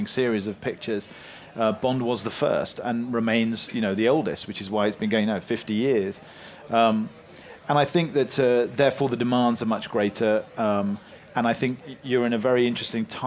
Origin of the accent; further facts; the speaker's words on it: London, United Kingdom; me growing up in North London